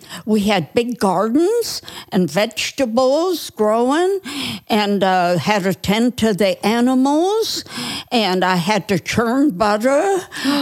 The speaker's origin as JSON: {"language": "English", "town": "Newton Falls", "region": "Ohio", "country": "United States", "tie": "born or raised there", "also_born_or_lived": "Youngstown, Ohio", "said": "I grew up in a little town called Newton Falls, and that's about 22 miles from Youngstown."}